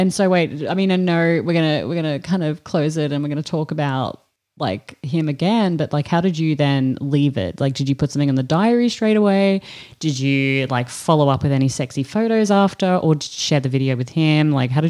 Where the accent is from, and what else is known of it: Australia